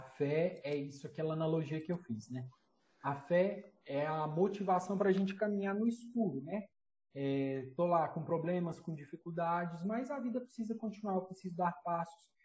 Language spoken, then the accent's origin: Portuguese; Minas Gerais, Brazil; now in Fortaleza, Brazil; seja morando aqui em Fortaleza, seja morando em Minas Gerais, eu sou de Minas